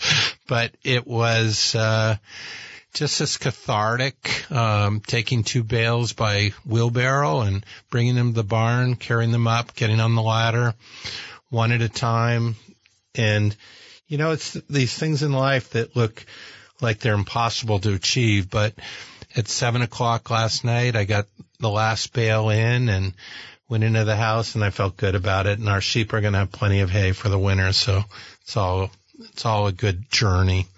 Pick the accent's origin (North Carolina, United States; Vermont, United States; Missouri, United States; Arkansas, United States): Vermont, United States; Burlington; I remember the Fleming Museum as a kid growing up in Burlington